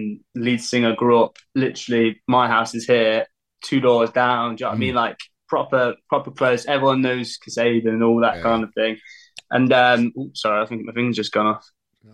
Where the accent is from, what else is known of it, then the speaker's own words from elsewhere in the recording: Leicester, East Midlands, United Kingdom; Leicester. I'm still in Leicester.